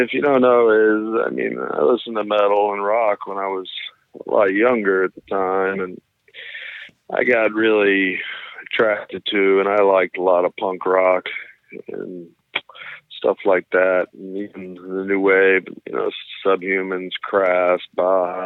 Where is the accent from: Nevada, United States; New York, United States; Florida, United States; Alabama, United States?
Florida, United States; Still in Florida. I've never left. I've always been here.